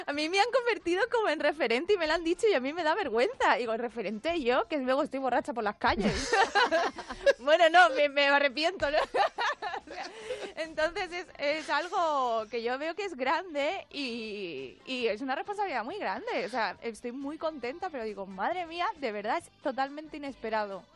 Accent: Spain; nosotros, que la segunda generación que ya nacimos aquí, hablamos culturalmente, pensamos igual

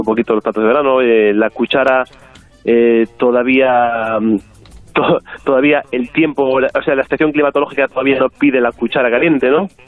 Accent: Galicia, Spain; como gallego

